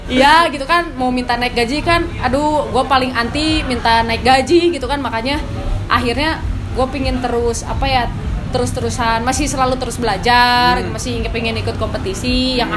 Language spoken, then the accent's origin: Indonesian; Bandung, West Java, Indonesia; gue bilang gue kan orang Bandung